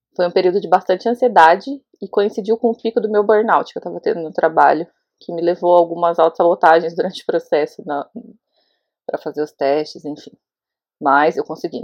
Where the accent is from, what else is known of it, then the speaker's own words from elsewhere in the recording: Osasco, São Paulo, Brazil; now in Jericoacoara, Brazil; eu moro em Jericoacoara, no Ceará, mas eu sou de Osasco, São Paulo